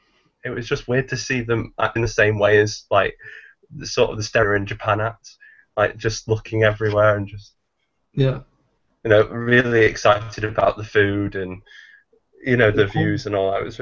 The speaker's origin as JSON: {"language": "English", "area": "near Manchester", "region": "North West England", "country": "United Kingdom", "said": "I'm from England."}